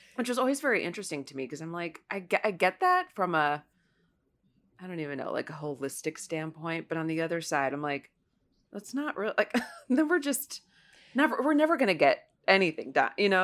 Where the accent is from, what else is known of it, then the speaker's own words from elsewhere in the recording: Ohio's ninth district, United States; moved away; my hometown race, which is Ohio's ninth district